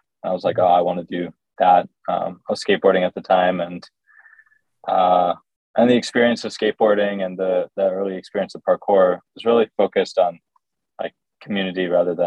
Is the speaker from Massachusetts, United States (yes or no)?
no; New Jersey, United States; moved away as an adult; also born or lived in Connecticut; now in Brooklyn, United States; I'm from New Jersey. Yeah. I was born in South Jersey and moved up to Connecticut for a while, and then moved down to North Jersey